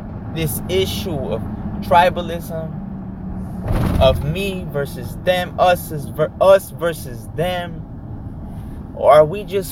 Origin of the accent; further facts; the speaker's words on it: United States; as an American citizen